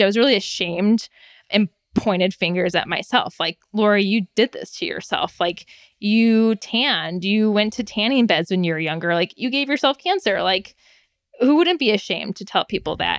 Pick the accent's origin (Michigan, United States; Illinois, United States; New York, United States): Michigan, United States; I was born and raised in Michigan, so Midwesterner through and through